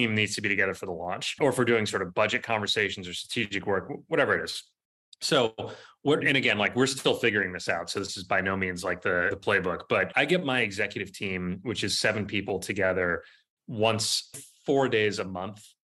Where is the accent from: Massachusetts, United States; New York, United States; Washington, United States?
Massachusetts, United States; Boston; also born or lived in California; now in Baltimore, United States; I grew up in Boston, lived in California for 12 years